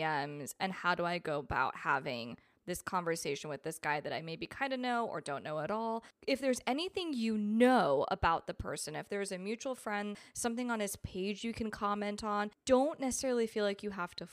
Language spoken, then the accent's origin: English; East Coast, United States; moved away as an adult; now in Los Angeles, United States; We're both from the East Coast and he's living in the same city I'm living